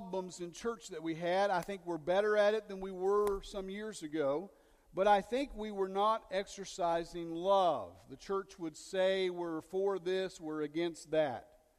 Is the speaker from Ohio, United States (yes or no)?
yes; Dayton, Ohio, United States; moved away; also born or lived in West Virginia; In my home, where I came from, in Dayton, Ohio